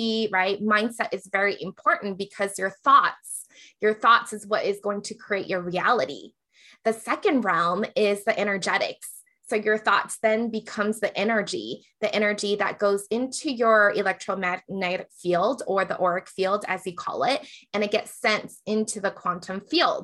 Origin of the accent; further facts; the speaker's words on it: Hawaii, United States; now in Las Vegas, United States; I grew up in Hawaii and Asians were the majority